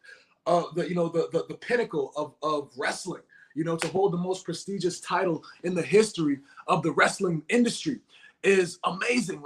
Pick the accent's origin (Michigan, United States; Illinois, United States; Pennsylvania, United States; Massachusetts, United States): Massachusetts, United States; Boston; my hometown, nonetheless, in Boston, in the Bean Town